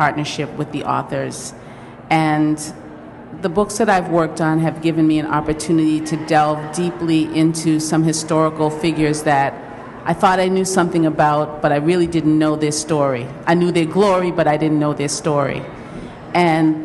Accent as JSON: {"language": "English", "town": "Boston", "region": "Massachusetts", "country": "United States", "said": "I'm a city girl, I'm from Boston."}